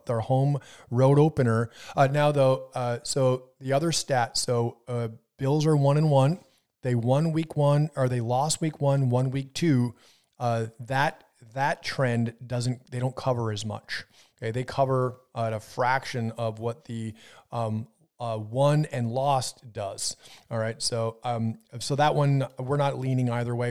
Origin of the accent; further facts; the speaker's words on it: Wisconsin, United States; so I grew up in Wisconsin, but right on the border of Minnesota